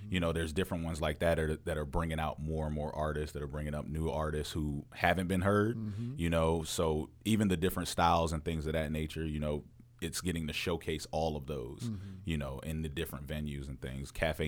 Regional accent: Fayetteville, North Carolina, United States; born there; Yeah, I was born in Fayetteville.

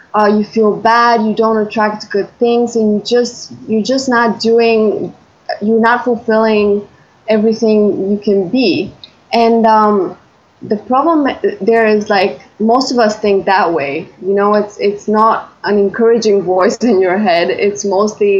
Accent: Bulgaria; I'm from Bulgaria.

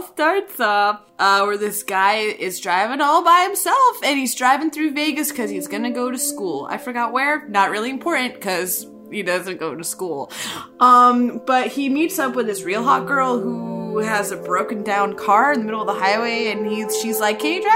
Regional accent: Ireland; I'm the Irish woman

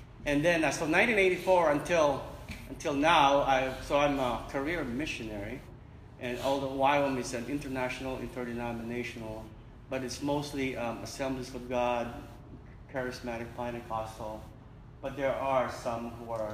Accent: Manila, Metro Manila, Philippines; I was born in Manila, in the Philippines, in the Pacific

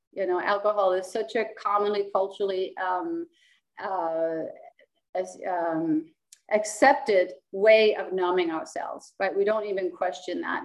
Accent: Copenhagen, Capital Region of Denmark, Denmark; first language Danish; English is a second language; also born or lived in United States; I was born and raised in Copenhagen

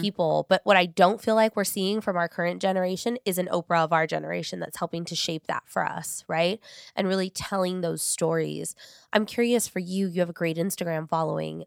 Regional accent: Long Beach, California, United States; I grew up in North Long Beach, like, Paramount.

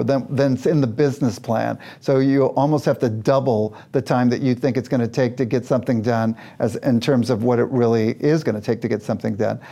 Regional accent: Kansas City, Missouri, United States; I was born and raised in Kansas City, Missouri

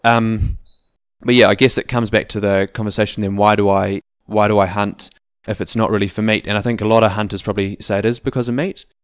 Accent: Auckland, New Zealand; moved away as an adult; also born or lived in South Island; we grew up in Auckland as a family

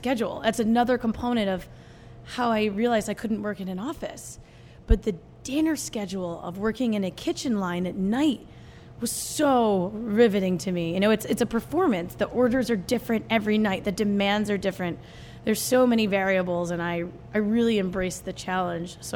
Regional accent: New Jersey, United States; also born or lived in New York City; I was born in the city and grew up in New Jersey with her

